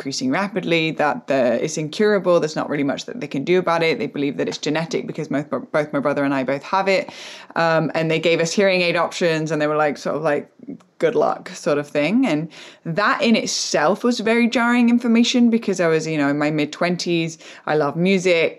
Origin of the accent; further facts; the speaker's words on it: England, United Kingdom; moved away as an adult; also born or lived in United States; born and raised in England, and then going through like went to America